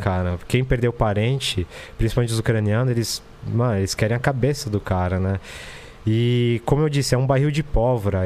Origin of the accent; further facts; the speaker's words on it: Brazil; moved away; also born or lived in Ukraine; eu agora tô refugiado num país onde o nosso presidente é solidário à Rússia